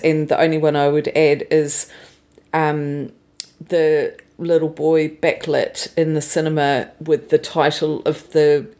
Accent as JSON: {"language": "English", "country": "New Zealand", "said": "I'm from New Zealand"}